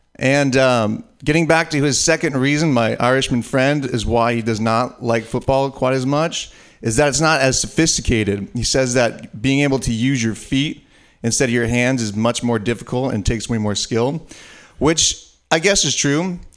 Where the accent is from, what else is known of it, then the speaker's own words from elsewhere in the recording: San Francisco Bay Area, California, United States; me being from the San Francisco Bay Area